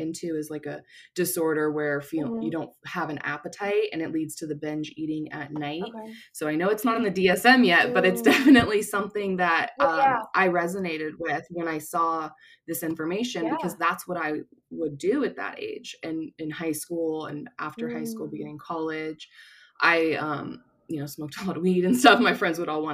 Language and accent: English; Orange County, California, United States; I grew up in Orange County.